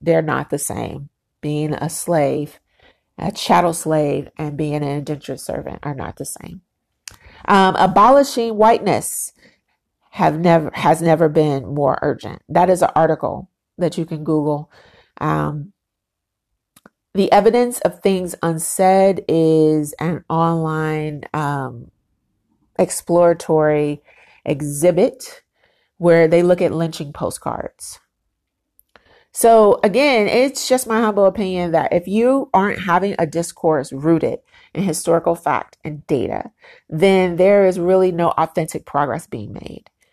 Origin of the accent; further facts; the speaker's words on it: United States; I'm black, I'm black American, very proud black American